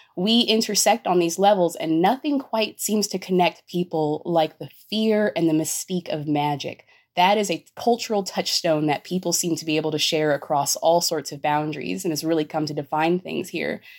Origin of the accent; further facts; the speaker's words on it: Los Angeles, California, United States; I grew up in East LA in the early 90s.